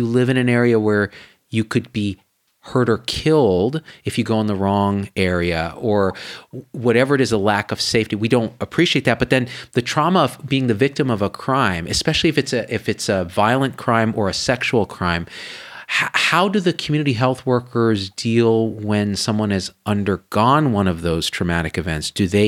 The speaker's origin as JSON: {"language": "English", "country": "India", "said": "And only partly because we're Indian only, okay?"}